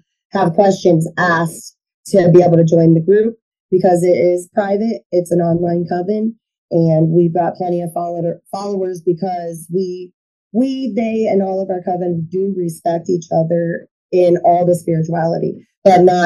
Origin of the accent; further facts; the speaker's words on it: Akron, Indiana, United States; We're from Akron, Indiana